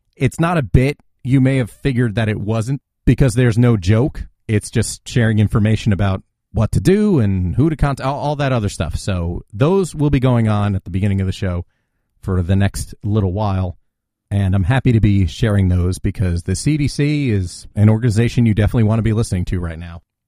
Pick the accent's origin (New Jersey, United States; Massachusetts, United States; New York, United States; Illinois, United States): New Jersey, United States; my home state, New Jersey